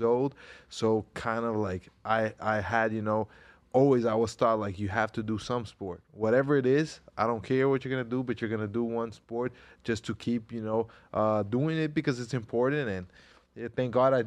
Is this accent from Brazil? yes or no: yes; Brazil; also born or lived in Westwood, New Jersey; And I moved with my mom to Brazil when I was about 7 years old. And then I grew up most of my life in Brazil.